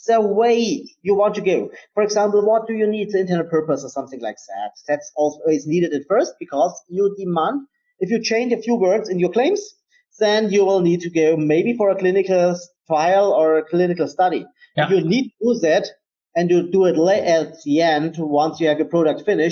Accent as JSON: {"language": "English", "country": "Germany", "said": "I am from Germany"}